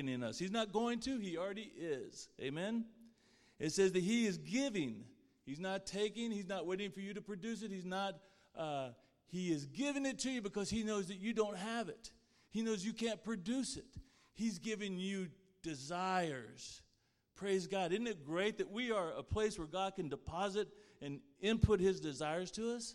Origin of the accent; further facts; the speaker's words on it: Plainview, Texas, United States; I was born in Plainview, Texas.